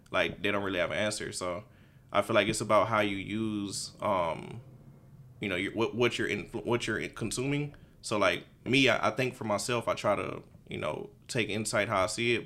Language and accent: English; Houston, Texas, United States; I'm from Houston. Um, I'm on the nor-, from the north side